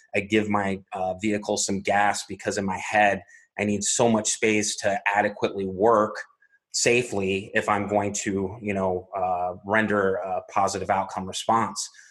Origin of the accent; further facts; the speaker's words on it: Arizona, United States; born and raised in Arizona